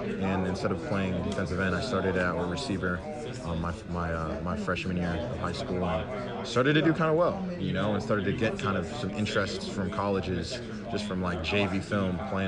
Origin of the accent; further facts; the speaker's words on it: Georgia, United States; also born or lived in Riverside, California / Virginia; now in Champaign, United States; when I was seven, moved from Virginia to Georgia, and that's where I grew up. That's where I spent the rest of elementary school, middle school, and high school